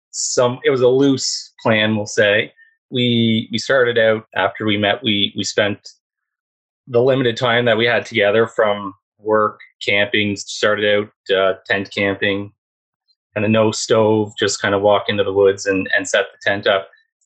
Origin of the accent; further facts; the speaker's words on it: Prince Edward Island, Canada; also born or lived in Alberta, Canada; now in La Paz, Mexico; So I was originally from Prince Edward Island.